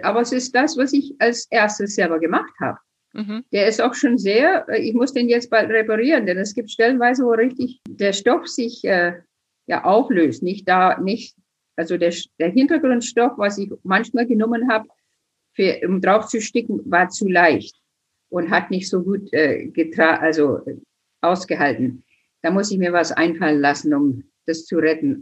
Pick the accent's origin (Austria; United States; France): United States; now in Germany; ich bin geboren in den USA, groß geworden auf der Prärie